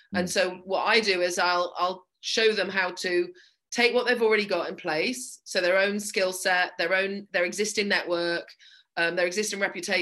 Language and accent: English; England, United Kingdom; moved away as an adult; also born or lived in Ireland; now in Belfast, United Kingdom; My accent isn't from Belfast because I was born in England and grew up there.